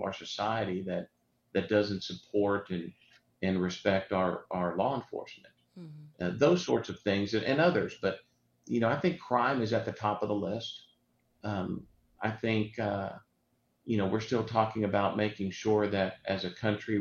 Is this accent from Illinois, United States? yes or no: no; Houston, Texas, United States; I grew up here in West Houston.